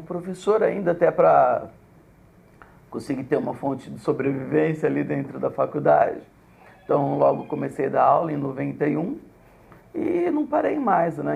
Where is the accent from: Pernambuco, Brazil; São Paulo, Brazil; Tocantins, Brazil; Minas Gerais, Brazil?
São Paulo, Brazil; Botucatu; sou de Botucatu